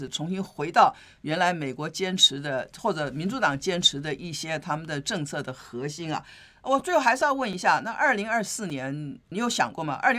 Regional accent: China; 通常我们中国人说时势造英雄，英雄造时势，因果是在一起的。

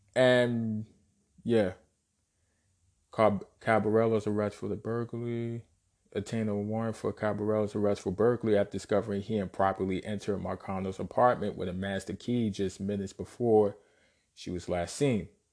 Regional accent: New York City, New York, United States; born and raised in Brooklyn, New York. Shout out Bushwick, shout out Canarsie

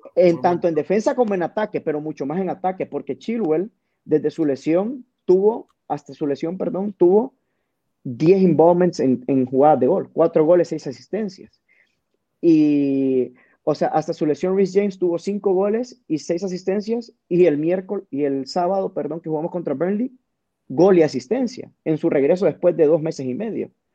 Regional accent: Honduras; como buenos hondureños

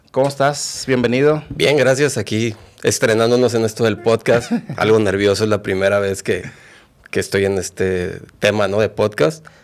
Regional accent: Guadalajara, Jalisco, Mexico; born there; Pues bueno, yo nací en Guadalajara.

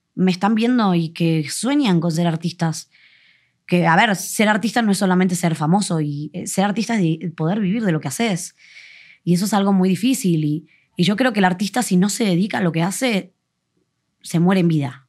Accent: Buenos Aires, Argentina; moved away as an adult; now in Mexico; vengo vengo de, Buenos Aires, para los que no sabéis dónde soy de Buenos Aires, de Argentina

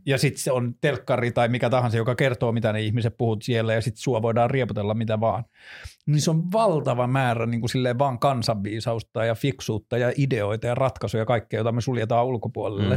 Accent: northern Finland, Finland; mä oon kasvanut Pohjois-Suomessa

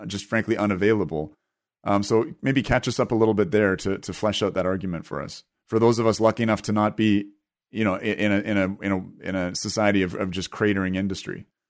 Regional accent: Canada; here as a Canadian

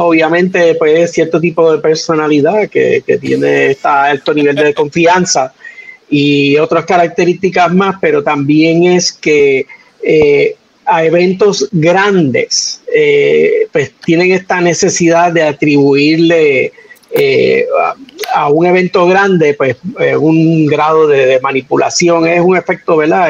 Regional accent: Manatí, Puerto Rico; mi pueblo de Manatí

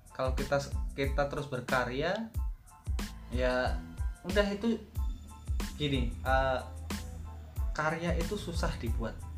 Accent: Yogyakarta, Special Region of Yogyakarta, Indonesia; kita orang Jogja

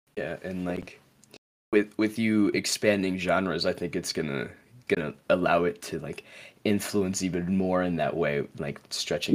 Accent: United States; I'm from the States

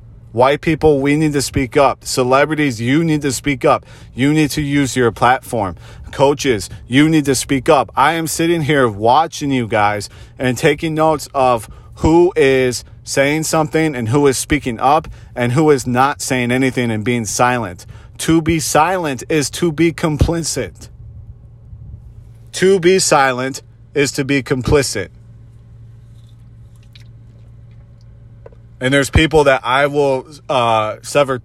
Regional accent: Rochester Hills, Michigan, United States; I'm a privileged white guy from the suburbs of Detroit, Michigan. I grew up in Rochester Hills, Michigan

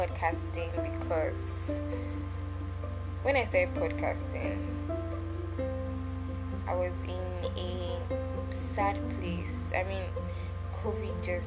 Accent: Ondo, Nigeria; I'm from Ondo State. I'm a Yoruba girl.

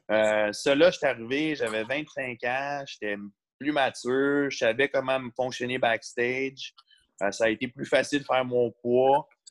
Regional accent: Canada; Je viens du Canada

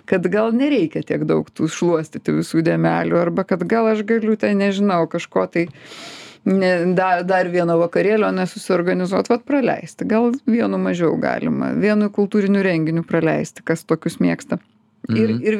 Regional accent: Lithuania; nors mes esam lietuviai

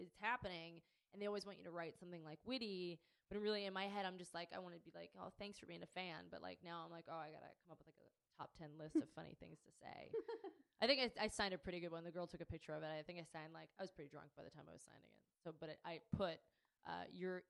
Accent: Pittsburgh, Pennsylvania, United States; growing up in Pittsburgh, Carnegie Mellon, Pittsburgh Playhouse, and the Conservatory Theater

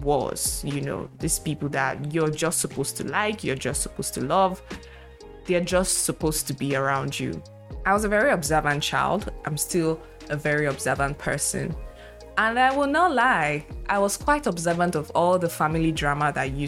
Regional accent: Lagos, Nigeria; I was born and brought up in Lagos, in very middle-class average family

